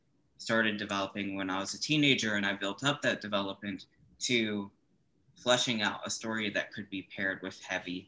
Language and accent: English; Chapel Hill, North Carolina, United States; also born or lived in Georgia; I was born in Chapel Hill, North Carolina, and I sort of came forward growing up in the good old South in North Carolina